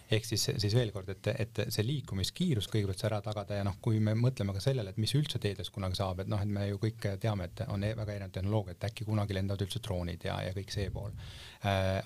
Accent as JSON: {"language": "Estonian", "town": "Paide", "region": "Järva County", "country": "Estonia", "said": "ma ise olen näiteks Paidest pärit"}